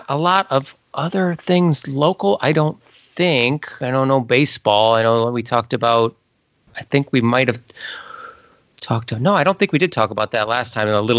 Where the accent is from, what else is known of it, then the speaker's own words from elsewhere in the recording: Illinois, United States; I was met someone from Wisconsin who called me an FIB.